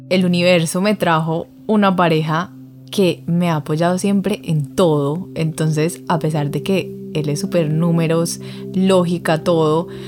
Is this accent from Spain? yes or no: no; Medellín, Antioquia, Colombia; born there; nací en Medellín, Colombia, una familia hermosa, dos papás muy trabajadores